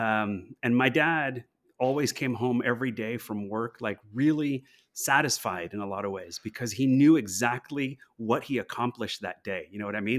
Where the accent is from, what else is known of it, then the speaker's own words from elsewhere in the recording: Los Angeles, California, United States; I'm from Los Angeles originally